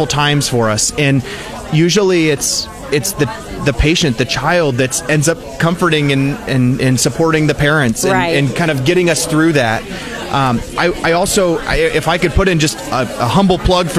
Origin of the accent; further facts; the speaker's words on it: Jefferson City, Missouri, United States; I grew up in Jefferson City, just down the road